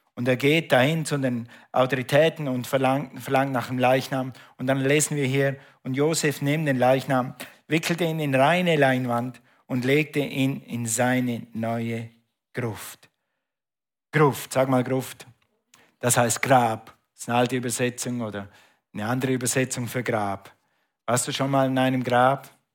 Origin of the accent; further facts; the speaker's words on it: Switzerland; Ich bin Schweizer, okay, aber wir hatten ein Grundstück in Österreich